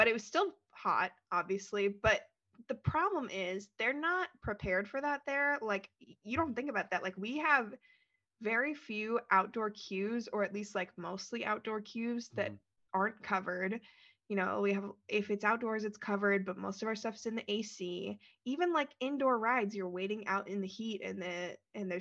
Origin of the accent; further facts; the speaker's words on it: Florida, United States; we're from Florida